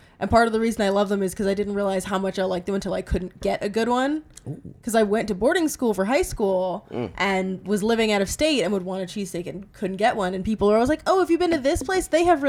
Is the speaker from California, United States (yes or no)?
no; Philadelphia, Pennsylvania, United States; moved away; So I'm from Philadelphia, Pennsylvania, originally, not West Philly.